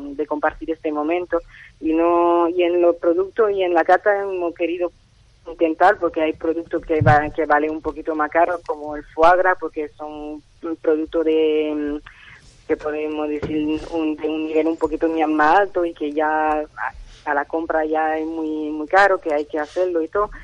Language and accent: Spanish; Nice, Provence-Alpes-Côte d'Azur, France; Spanish is a second language; moved away as an adult; also born or lived in Granada (family); now in Seville, Spain; yo nací en Francia y entonces he pasado todo un, casi todo bueno, una gran parte de mi vida en el sur de Francia, en Niza, donde fui a la, a la escuela de cocinero